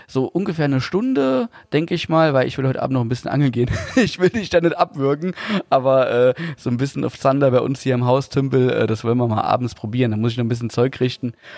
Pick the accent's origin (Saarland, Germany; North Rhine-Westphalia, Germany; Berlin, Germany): Saarland, Germany; ich bin ja Saarländer, aber musste immer pendeln nach Hessen zur Berufsschule